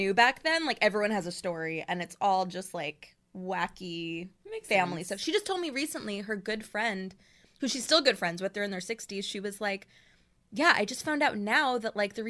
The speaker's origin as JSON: {"language": "English", "town": "New York City", "region": "New York", "country": "United States", "tie": "born or raised there", "also_born_or_lived": "Long Island", "said": "My stepmom's from Forest Hills, and then that's where we live, too. But it was very interesting times back then. Yeah, I grew up in Queens."}